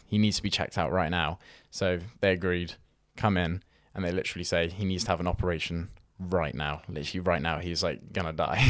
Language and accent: English; Weymouth, South West England, United Kingdom; I'm from a fo-, small town in Weymouth